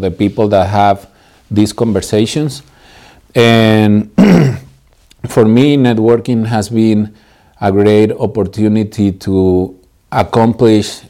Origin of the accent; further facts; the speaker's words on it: Morelia, Michoacán, Mexico; moved away as an adult; now in San Diego, United States; I'm originally from Mexico. I was born and raised in the beautiful city of Morelia, Michoacán.